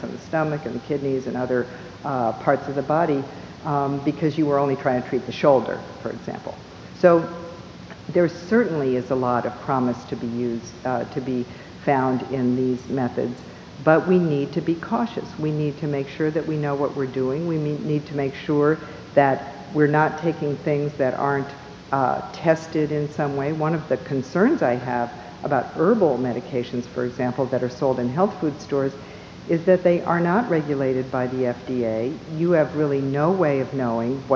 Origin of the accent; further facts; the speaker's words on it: Minneapolis, Minnesota, United States; I was born in Minneapolis